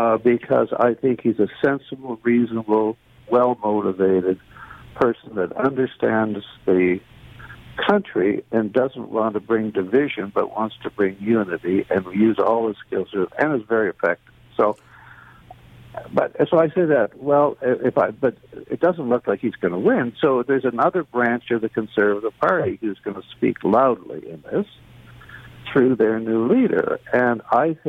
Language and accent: English; Canada; as a Canadian